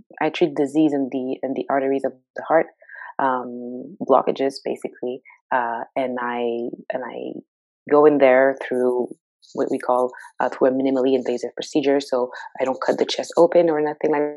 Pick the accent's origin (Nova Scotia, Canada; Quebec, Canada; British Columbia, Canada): Quebec, Canada; Montreal; moved away as an adult; also born or lived in Edmonton, Alberta; now in Ontario, Canada; I grew up in Montreal. I was born and raised in Montreal.